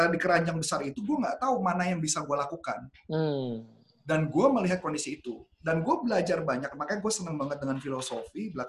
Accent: Indonesia; Ya karena gue ngerasa gue warga negara Indonesia, gue orang

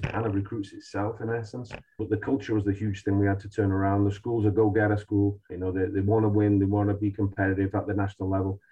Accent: Manchester, North West England, United Kingdom; now in United States; We're both from Manchester

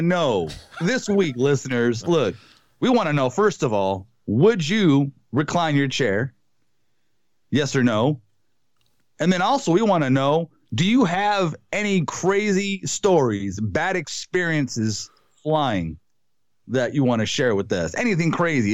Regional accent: Wisconsin, United States; my hometown, Wisconsin

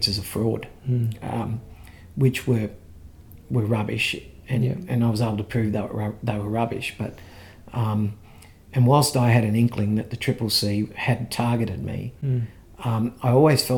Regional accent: Ipswich, Queensland, Australia; I grew up here in Ipswich, attended school here

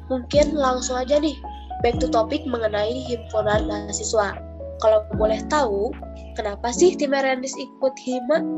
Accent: Purbalingga, Central Java, Indonesia; dan asal aku dari Purbalingga, Jawa Tengah.

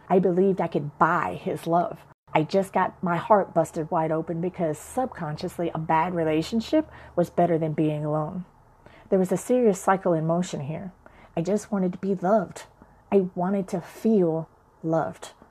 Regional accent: Chicago, Illinois, United States; I went to church with my grandmother as a child growing up in Chicago

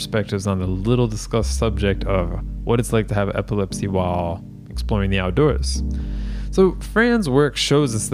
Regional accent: Florida, United States; my home state of Florida

